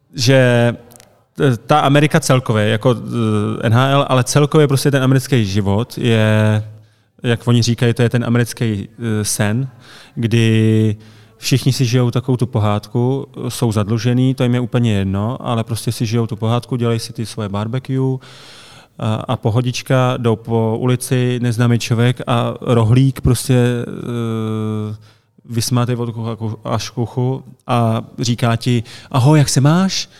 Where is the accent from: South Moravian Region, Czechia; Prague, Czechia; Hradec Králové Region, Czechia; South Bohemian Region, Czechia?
Hradec Králové Region, Czechia; Hradec Králové; also born or lived in Pardubice; já jsem se narodil v Hradci a začínal jsem v Hradci